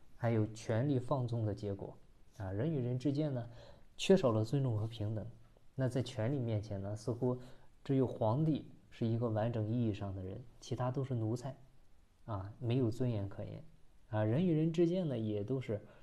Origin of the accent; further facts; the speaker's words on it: Shandong, China; accent: Shandong dialect; 按我们山东话说土一点